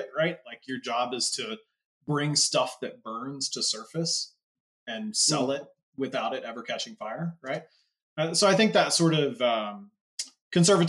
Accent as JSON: {"language": "English", "town": "Plano", "region": "Texas", "country": "United States", "tie": "born or raised there", "said": "I grew up in Plano, went to University of Texas"}